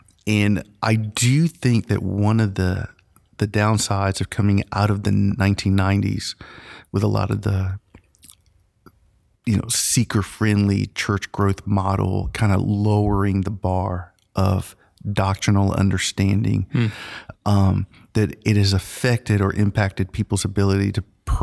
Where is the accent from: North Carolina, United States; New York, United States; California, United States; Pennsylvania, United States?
North Carolina, United States; Angier; also born or lived in New Jersey / Honduras; They met in New Jersey where me and my sister were born. So we're American citizens born in the North. So technically Yankees. Okay. we did live in Honduras for 2 years. So like 1979, 1980, because that's where my mom's from. We moved to Angier.